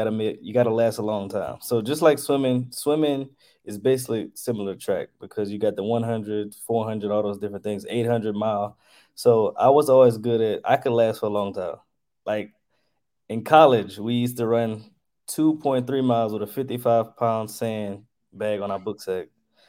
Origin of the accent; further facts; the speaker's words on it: Lafayette, Louisiana, United States; I'm from Lafayette, Louisiana